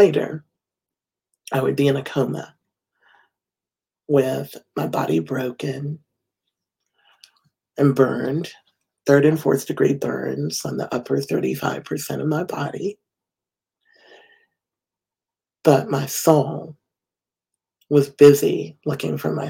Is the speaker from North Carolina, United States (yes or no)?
yes; Winston-Salem, North Carolina, United States; I am from Winston-Salem, North Carolina